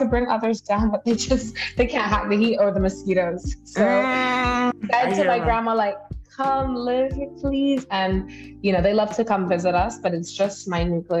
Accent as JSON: {"language": "English", "country": "Cayman Islands", "said": "the intricacies of being British by blood, but then also Caymanian by birth. I have a different tie to a Britishness than every other Caymanian would, because even though we are in overseas territory, I have family that live there"}